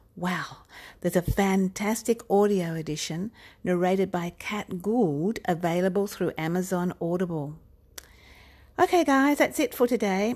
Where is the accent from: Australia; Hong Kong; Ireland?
Australia; also born or lived in Melbourne; I'm an Australian author